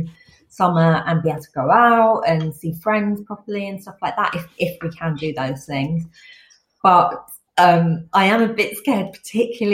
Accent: England, United Kingdom; I was born in England

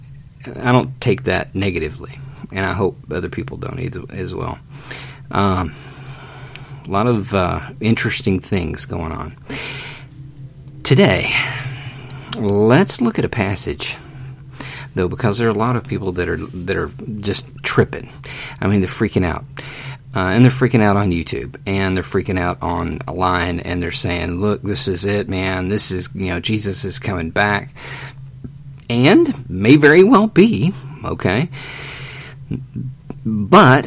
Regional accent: United States; I'm American

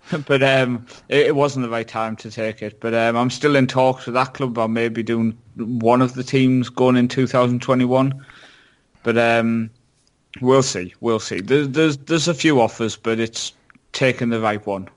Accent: Shildon, North East England, United Kingdom; my hometown Shildon

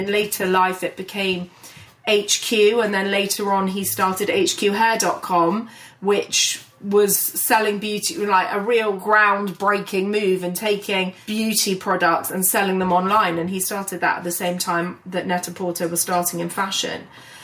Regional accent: London, United Kingdom; I was born and raised in London, in North London. So I grew up basically in Hampstead, and I live not that far from there now.

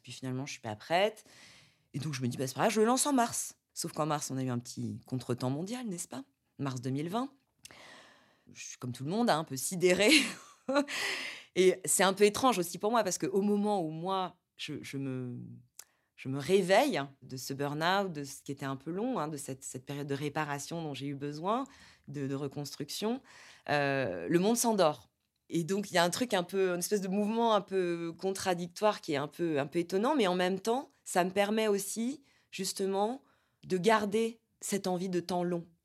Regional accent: Corsica, France; now in Paris, France; moi, je suis moitié italienne, euh, j'ai grandi en Corse

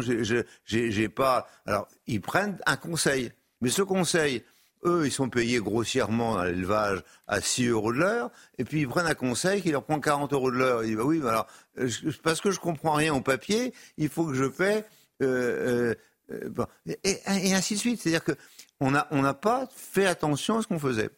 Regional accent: Brittany, France; je suis de l'Ouest, parce que je suis breton

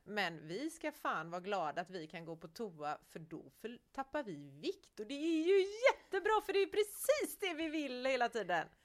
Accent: Gothenburg, Västra Götaland, Sweden; Jag är ändå från Göteborg

